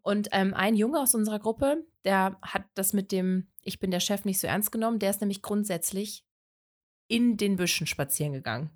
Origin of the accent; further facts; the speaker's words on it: Lippe, North Rhine-Westphalia, Germany; Ich komme aus dem wunderschönen Lippe